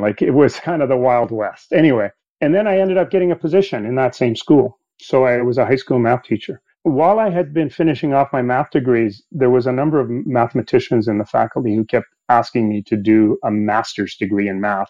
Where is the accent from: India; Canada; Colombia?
Canada; English is a second language; also born or lived in Sweden; I was born in Sweden and we immigrated to Canada when I was eight years old.